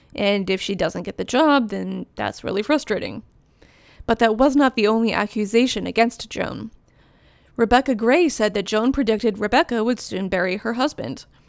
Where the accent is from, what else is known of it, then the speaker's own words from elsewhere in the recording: Virginia, United States; I grew up in Virginia